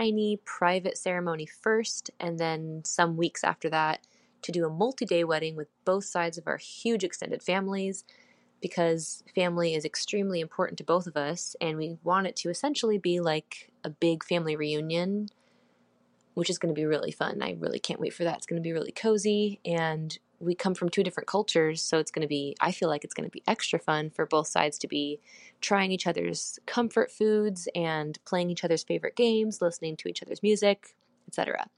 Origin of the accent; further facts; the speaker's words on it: Oregon, United States; I'm from Oregon in the United States.